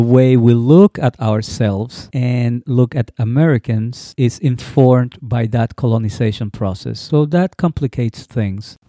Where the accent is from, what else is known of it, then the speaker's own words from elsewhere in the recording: Puerto Rico; my growing up in Puerto Rico